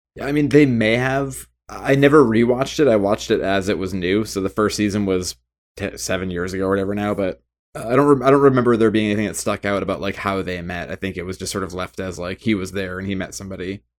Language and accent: English; United States; I am American